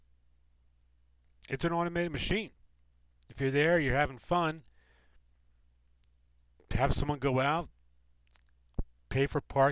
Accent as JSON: {"language": "English", "area": "Delaware County", "region": "Pennsylvania", "country": "United States", "tie": "born or raised there", "also_born_or_lived": "Wilmington", "said": "I'm from the suburbs, from Wilmington, but I grew up in the Delco area"}